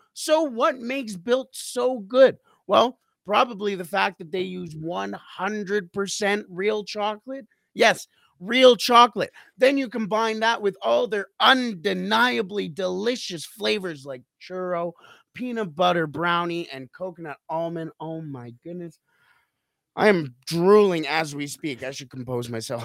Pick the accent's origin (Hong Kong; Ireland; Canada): Canada; I am a Canadian